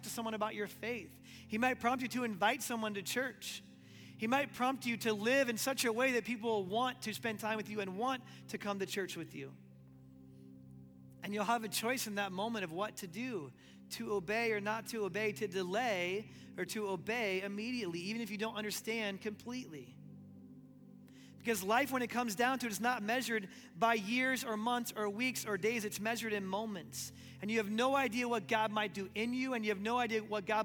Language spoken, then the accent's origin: English; Omaha, Nebraska, United States; moved away as an adult; now in Lexington, United States; And one day we were in Omaha, Nebraska, in my hometown.